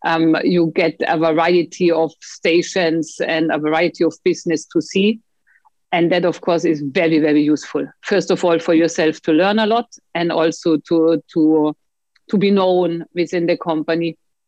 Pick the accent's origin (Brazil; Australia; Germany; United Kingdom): Germany; Bavaria; also born or lived in Austria; But I grew up half in the city, half in the mountains, in between Bavaria and Austri